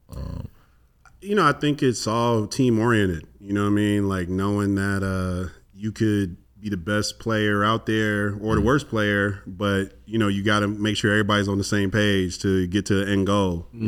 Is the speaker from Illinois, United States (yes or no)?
yes; Chicago, Illinois, United States; I'm, I'm from Chicago as well